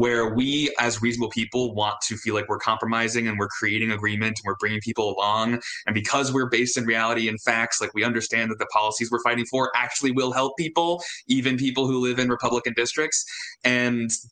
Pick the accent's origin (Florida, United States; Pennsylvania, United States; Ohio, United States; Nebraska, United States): Florida, United States; now in Washington, United States; I grew up in Florida